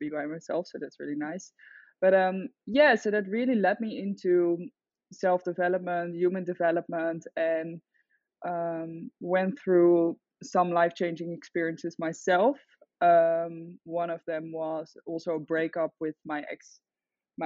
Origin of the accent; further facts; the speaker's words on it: The Hague, South Holland, Netherlands; moved away as an adult; also born or lived in Utrecht / Amsterdam; now in Byron Bay, Australia; I'm originally from the Netherlands. I grew up in The Hague, then I moved to the countryside